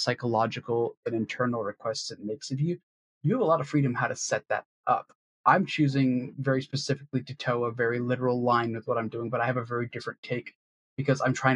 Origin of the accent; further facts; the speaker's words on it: Washington, District of Columbia, United States; from D.C.